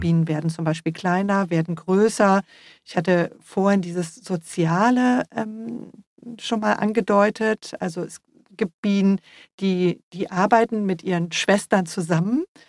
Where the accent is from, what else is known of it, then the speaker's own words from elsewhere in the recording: Germany; also born or lived in Freiburg; bei uns in Deutschland